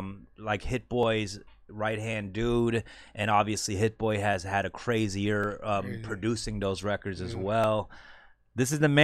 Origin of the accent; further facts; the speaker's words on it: Los Angeles, California, United States; We're both from Koreatown, Los Angeles.